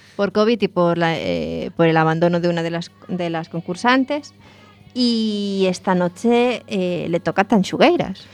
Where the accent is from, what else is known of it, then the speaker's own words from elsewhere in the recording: Lugo, Galicia, Spain; now in A Coruña, Spain; yo que soy de Lugo